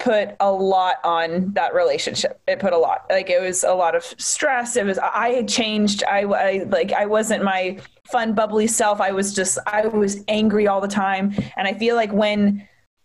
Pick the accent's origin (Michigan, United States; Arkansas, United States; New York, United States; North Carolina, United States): North Carolina, United States; Charlotte; I'm from Charlotte